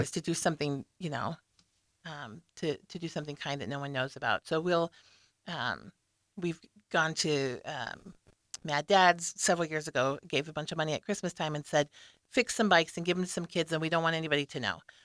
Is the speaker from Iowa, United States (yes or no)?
no; Lincoln, Nebraska, United States; I was born and raised here in Lincoln